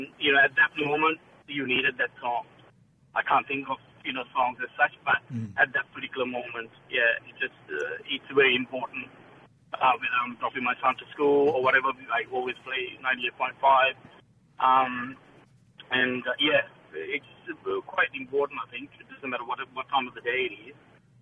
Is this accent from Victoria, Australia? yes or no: yes; Melbourne, Victoria, Australia; We're from Melbourne, and we used to be a part of the church, and used to do a lot of volunteer work.